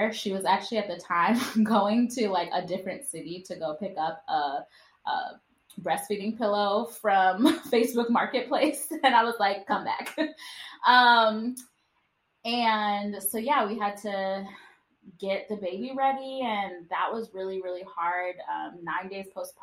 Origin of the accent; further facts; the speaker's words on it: Wisconsin, United States; moved away; we're from Wisconsin and none of our, you know, immediate family lives here.